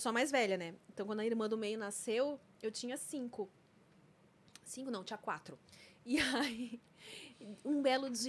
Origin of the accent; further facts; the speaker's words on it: Brazil; Aqui a gente é brasileiro